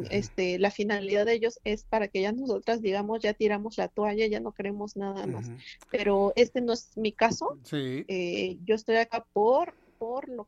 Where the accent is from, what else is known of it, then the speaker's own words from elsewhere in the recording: Oaxaca, Mexico; como víctima, como ciudadana, como oaxaqueña, que soy eh, muy afortunada en el sentido de, la cultura, ser de aquí